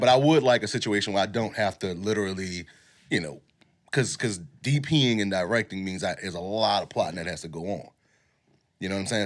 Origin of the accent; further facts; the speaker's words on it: New Orleans, Louisiana, United States; us growing up in New Orleans